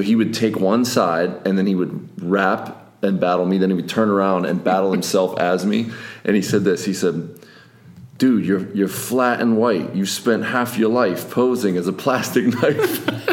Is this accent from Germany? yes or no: no; Plum, Pennsylvania, United States; which is my hometown I grew up